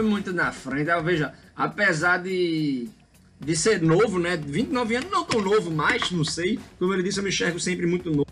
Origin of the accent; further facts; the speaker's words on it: Recife, Pernambuco, Brazil; eu cresci aqui em Recife